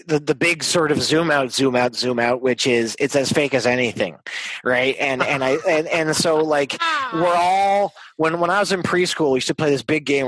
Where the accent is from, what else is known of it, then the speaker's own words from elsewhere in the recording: Montreal, Quebec, Canada; moved away as an adult; now in Los Angeles, United States; the house I grew up in Montreal was like Jimmy Stewart's apartment in Rear Window